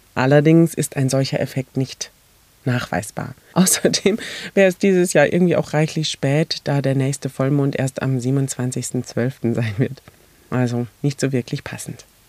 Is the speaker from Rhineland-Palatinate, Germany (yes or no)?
yes; Mainz, Rhineland-Palatinate, Germany; bei uns in Mainz